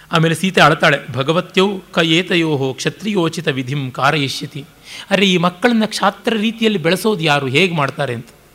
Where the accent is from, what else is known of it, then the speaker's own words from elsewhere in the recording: Kolar, Karnataka, India; ನಾನು ಕೋಲಾರದ ಕಡೆಯವನು ಪಕ್ಕ ಒಣ ಒಣ ಸೀಮೆಯವನು